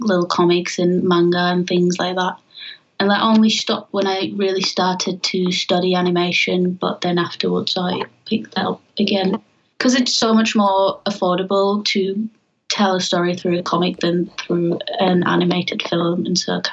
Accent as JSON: {"language": "English", "country": "Germany", "said": "I'm originally from Germany"}